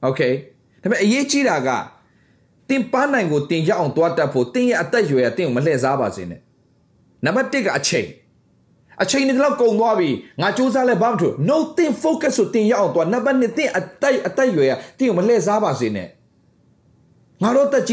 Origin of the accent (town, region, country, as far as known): Myanmar; born or raised there